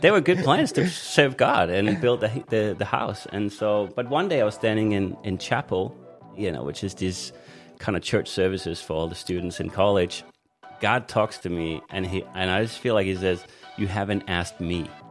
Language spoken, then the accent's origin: English; Denmark; moved away; also born or lived in Australia; I was born in Denmark on Jutland, uh, in Jutland